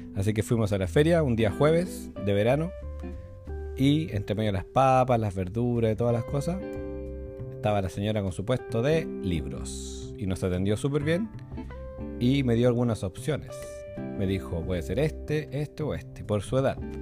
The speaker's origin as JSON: {"language": "Spanish", "town": "Rancagua", "region": "O'Higgins", "country": "Chile", "tie": "born or raised there", "said": "Cuando era un niño, cuando era un pequeñín, chiquitín, allá en Rancagua, porque yo nací en Rancagua"}